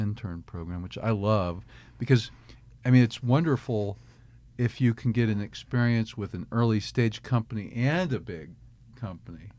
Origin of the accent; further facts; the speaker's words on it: Kansas City, Missouri, United States; also born or lived in Michigan / Pennsylvania; now in Arkansas, United States; I grew up in Kansas City, Missouri, moved here from Michigan, lived in Pennsylvania before